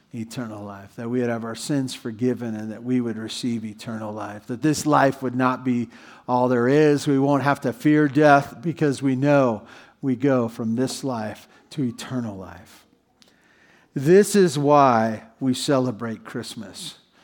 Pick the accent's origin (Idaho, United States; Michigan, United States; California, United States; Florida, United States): California, United States; Santa Barbara; moved away; I grew up in Santa Barbara